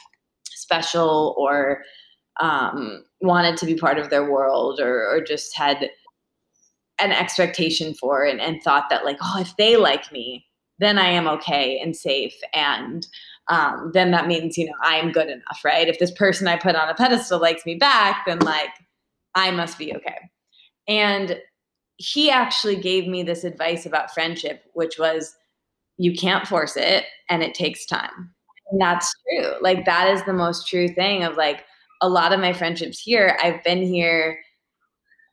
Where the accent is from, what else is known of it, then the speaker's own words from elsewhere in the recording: Midwest, United States; moved away; I'm from the Midwest with people who are like, hi, how are you? Very friendly, but like, let's not really talk about our feelings